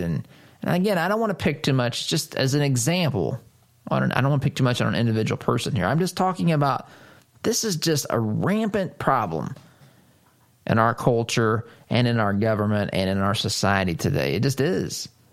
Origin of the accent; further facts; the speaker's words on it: United States; I am an American.